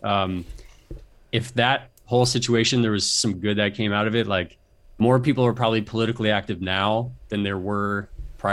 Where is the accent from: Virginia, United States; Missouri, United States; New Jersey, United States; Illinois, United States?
Virginia, United States; moved away as an adult; also born or lived in Japan / Minneapolis / Arlington / Washington, D.C.; now in Los Angeles, United States; I grew up mostly in Virginia. My dad was military.